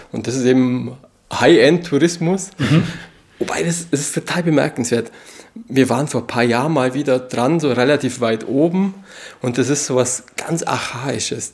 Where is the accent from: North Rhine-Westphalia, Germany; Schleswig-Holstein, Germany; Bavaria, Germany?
Bavaria, Germany; Allgäu; das steht für Heimat, also für meine Heimat